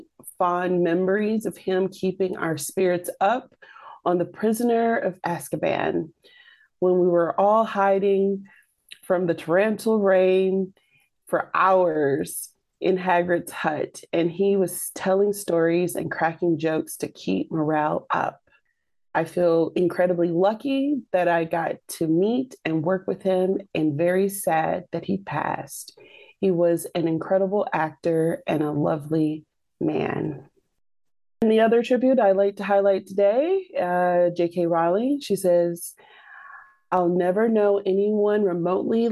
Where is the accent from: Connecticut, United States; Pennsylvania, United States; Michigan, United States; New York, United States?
Michigan, United States; I'm from Michigan